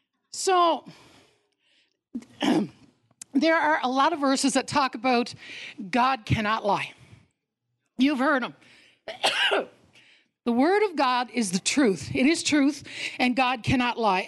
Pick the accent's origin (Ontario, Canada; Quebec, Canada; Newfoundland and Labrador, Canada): Newfoundland and Labrador, Canada; I was born in Newfoundland